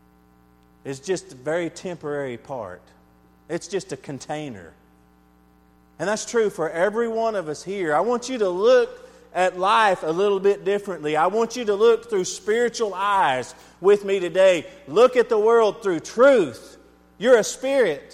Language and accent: English; Texas, United States; I'm an American. I'm a Texan